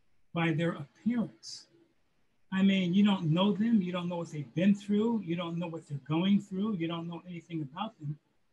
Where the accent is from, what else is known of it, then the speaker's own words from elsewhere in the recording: Poughkeepsie, New York, United States; Poughkeepsie, New York is right between Albany and New York City on the Hudson River.